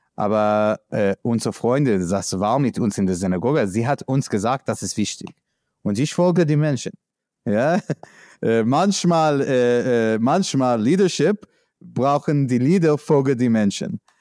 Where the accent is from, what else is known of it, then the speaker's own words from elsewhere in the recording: New York, United States; German is a second language; moved away as an adult; now in Berlin, Germany; ich komme aus New York